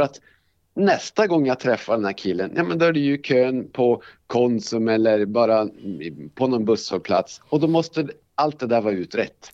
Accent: Älvsbyn, Norrbotten County, Sweden; moved away as an adult; also born or lived in Borås / Luleå; now in Skellefteå, Sweden; när jag var ganska liten så flyttade vi upp till en by som heter Älvsbyn. Mm. Eh, och eh, där har jag vuxit upp

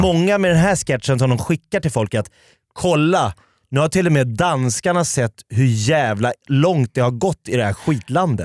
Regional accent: Sweden; jag då som svensk som har åkt ner till min danska släkt sen, sen jag var liten

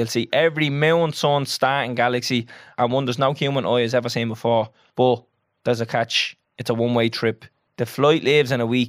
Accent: Ireland; we're Irish, we're not English

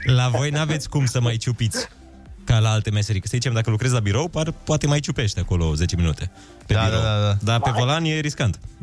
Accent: Gheorgheni, Harghita County, Romania; din Gheorgheni. Oh, de la mine din oraș

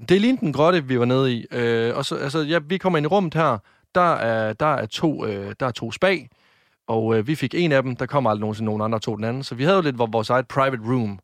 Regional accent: Varde, Southern Denmark, Denmark

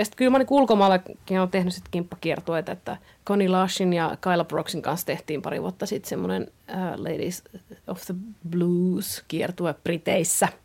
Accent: Kuopio, North Savo, Finland; accent: Savo; moved away as an adult; now in Helsinki, Finland; No kyllähän se kuopiolaisuus ja savolaisuus on tosi vahvasti itsellä

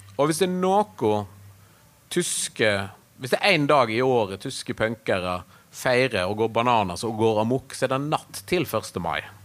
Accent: Norway; moved away as an adult; also born or lived in Berlin, Germany; vi kommer fra Norge

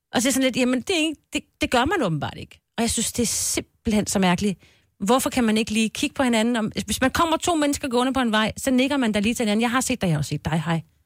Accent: Denmark; also born or lived in Copenhagen / Valby; now in Roskilde, Denmark; oprindeligt kommer jeg jo fra Jylland

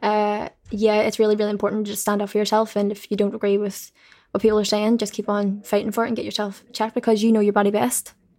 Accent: Belfast, Northern Ireland, United Kingdom; I'm just from Belfast

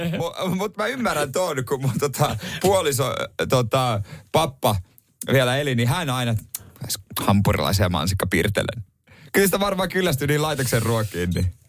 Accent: Ostrobothnia, Finland; ainakin meillä Pohjanmaalla

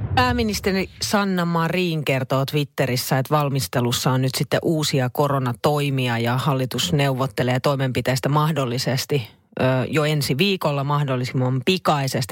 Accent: Finland; mä itse on kevistä lähtöisin

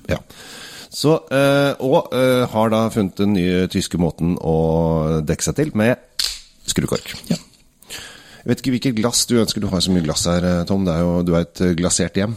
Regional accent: Norway; vi som nordmenn

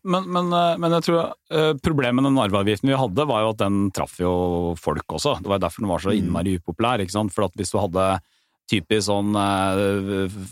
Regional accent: Porsgrunn, Telemark, Norway; hjemme i Porsgrunn, da, hvor Petter og jeg kommer fra

